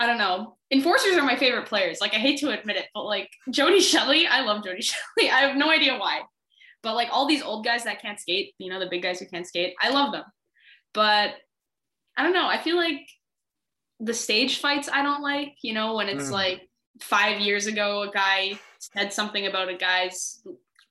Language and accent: English; Canada; a Canadian hockey fan